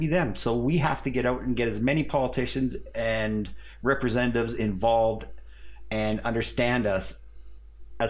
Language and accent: English; Canada; as a Canadian guy